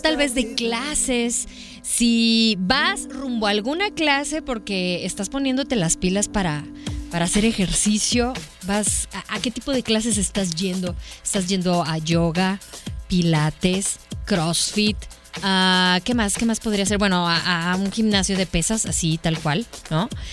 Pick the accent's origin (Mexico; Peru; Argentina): Mexico; Hermosillo, Sonora; paisano igual que yo